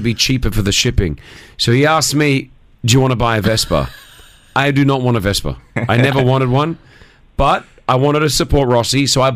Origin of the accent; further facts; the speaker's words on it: Australia; also born or lived in Lebanon; I'm Lebanese Australian